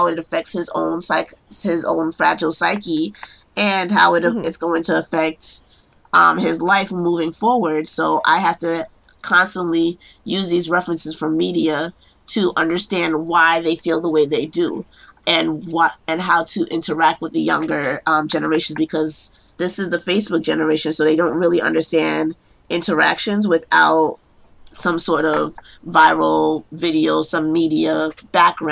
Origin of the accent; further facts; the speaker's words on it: New York City, New York, United States; I am a case planner in New York, born and raised in Brooklyn